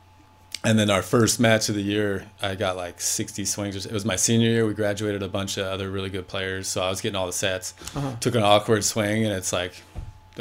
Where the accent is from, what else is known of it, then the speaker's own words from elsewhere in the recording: Connecticut, United States; moved away; I grew up in Connecticut